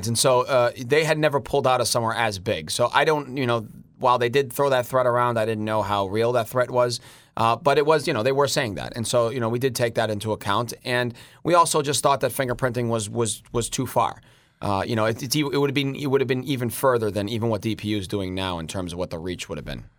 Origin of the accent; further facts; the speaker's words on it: Boston, Massachusetts, United States; I was born and raised in the North End